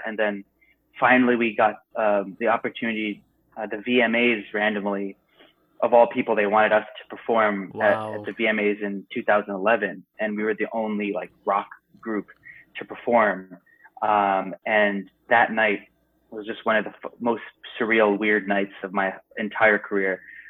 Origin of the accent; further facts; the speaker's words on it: India; I wasn't saying like, hey, look at me, I'm Indian, like all the time.